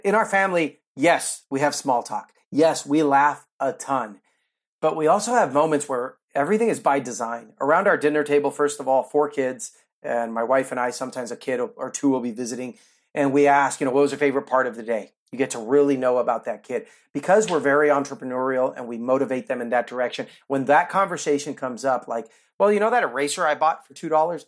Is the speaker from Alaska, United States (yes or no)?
no; near Oakland, California, United States; moved away as an adult; also born or lived in Cuba; now in Florida, United States; I grew up near Oakland, California